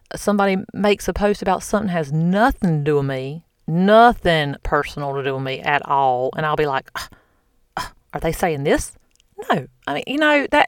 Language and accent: English; the South, United States; I'm from the South